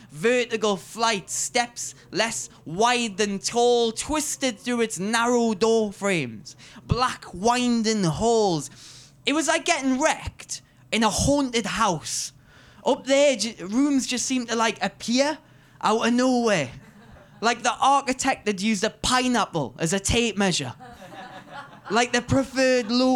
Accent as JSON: {"language": "English", "town": "Newcastle upon Tyne", "region": "North East England", "country": "United Kingdom", "said": "I am the Geordie Cultural Ambassador for this year's Edinburgh Fringe."}